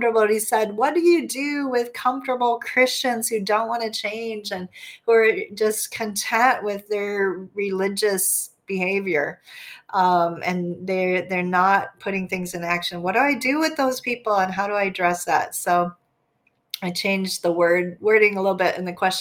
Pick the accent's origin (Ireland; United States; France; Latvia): United States; as an American